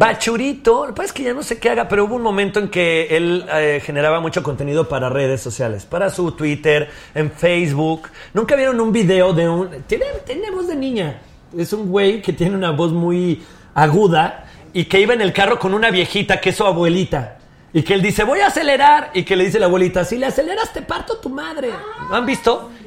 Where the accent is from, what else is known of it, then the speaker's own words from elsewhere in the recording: León, Guanajuato, Mexico; yo soy de León, Guanajuato